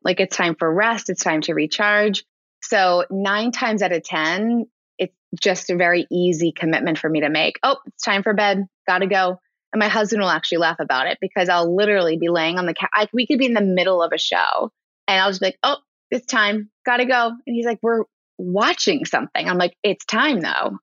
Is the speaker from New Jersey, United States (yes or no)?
yes; Ridgewood, New Jersey, United States; I grew up in New Jersey and it was public school in New Jersey, in Ridgewood, New Jersey